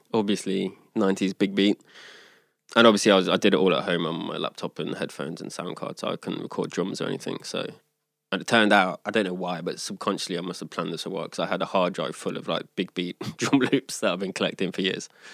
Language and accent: English; Leicester, East Midlands, United Kingdom; now in Sweden; I'm from Leicester